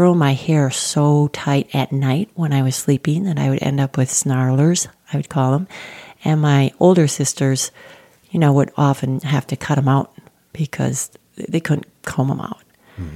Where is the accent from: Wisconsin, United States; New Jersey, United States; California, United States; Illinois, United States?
Wisconsin, United States; central; now in Colorado, United States; I am the youngest of 13 and was raised on a farm in central Wisconsin, a small city